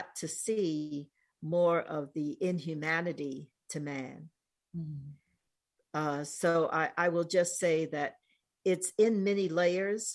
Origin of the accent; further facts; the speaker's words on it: New York City, New York, United States; moved away as an adult; also born or lived in East Coast / West Coast; now in New Mexico, United States; I grew up in New York City and have lived on the East Coast, West Coast. I'm now in Southwest in New Mexico